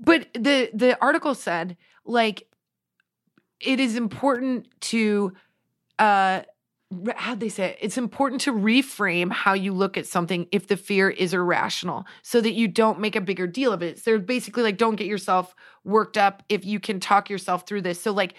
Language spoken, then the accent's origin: English; Nebraska, United States; Also, I'm from Nebraska. It's the plains, baby. I am meant to be on the ground.